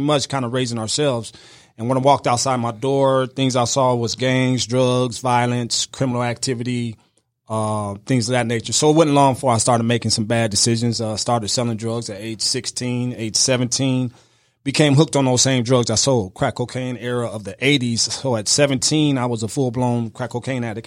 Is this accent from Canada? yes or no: no; outside Chicago, Illinois, United States; I grew up right outside of Chicago, about ninety miles outside Chicago